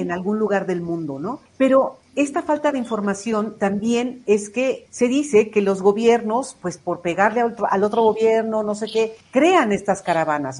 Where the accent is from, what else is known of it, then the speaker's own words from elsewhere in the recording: Mexico City, Mexico; Los chilangos ya estamos acostumbrados a las guajolotas y todo eso